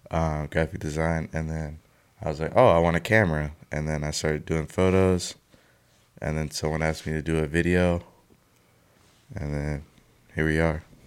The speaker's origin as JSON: {"language": "English", "region": "Mississippi", "country": "United States", "tie": "born or raised there", "said": "I was born in Mississippi"}